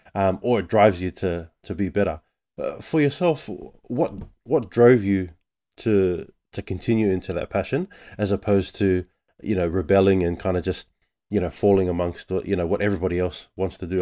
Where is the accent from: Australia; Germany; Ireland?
Australia; I'm born and raised in Australia